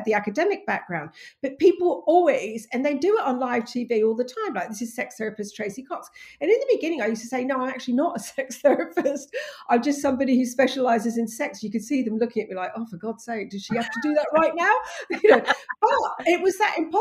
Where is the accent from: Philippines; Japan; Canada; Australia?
Australia; moved away as an adult; also born or lived in England; now in United Kingdom; I'm English, but I grew up in Australia